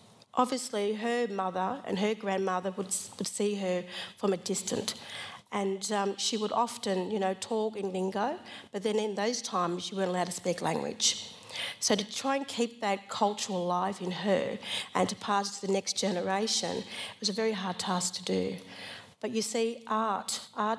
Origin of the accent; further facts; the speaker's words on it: Sydney, New South Wales, Australia; moved away as an adult; also born or lived in Queensland; now in Sydney, Australia; I grew up in Sydney